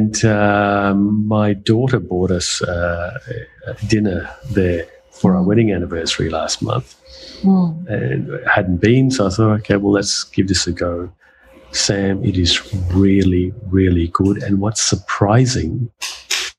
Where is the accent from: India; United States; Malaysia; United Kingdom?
Malaysia; now in Australia; I was born in Malaysia, and growing up there you had powdered milk